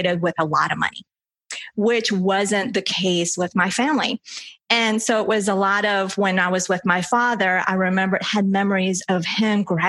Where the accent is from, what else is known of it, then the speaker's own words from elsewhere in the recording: Colombia; English is a second language; now in United States; I was born in Colombia